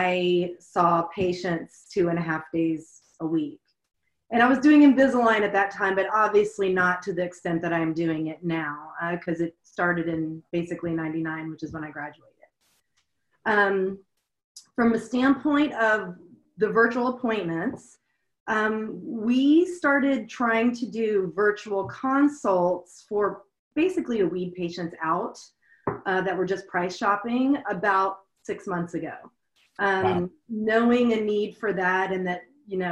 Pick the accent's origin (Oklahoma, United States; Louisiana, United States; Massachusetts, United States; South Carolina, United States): Louisiana, United States; moved away as an adult; now in Seattle, United States; I'm from Louisiana. I came up to Seattle 20 years ago